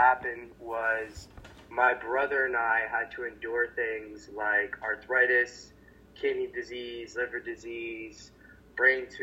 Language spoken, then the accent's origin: English; Hamilton, Ontario, Canada; I am from Hamilton, Ontario, Canada, which is about an hour away from Toronto on a good day, depending on traffic